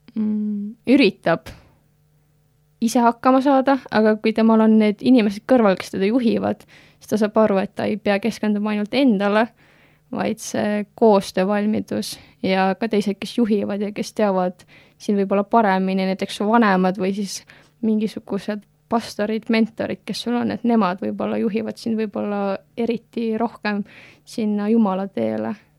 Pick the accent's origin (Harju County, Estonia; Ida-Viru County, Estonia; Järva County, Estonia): Harju County, Estonia; Tallinn; moved away as an adult; now in Tartu, Estonia; ma samamoodi Tallinnas kasvasin üles